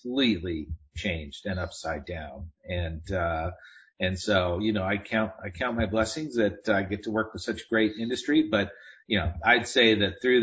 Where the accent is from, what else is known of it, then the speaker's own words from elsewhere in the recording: Southern California, United States; I grew up in Southern California, and I grew up riding motorcycles